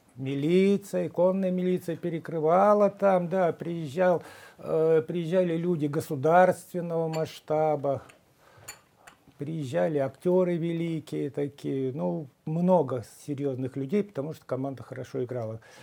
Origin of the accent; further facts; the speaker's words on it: Krasnoyarsk, Krasnoyarsk Krai, Russia; moved away as an adult; я из Красноярска, я Сибирь